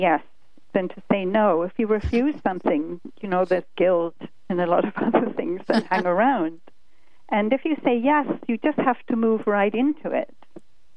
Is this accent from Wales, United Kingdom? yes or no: no; London, United Kingdom; moved away as an adult; now in United States; I was born in London, and I lived my first 25 years there.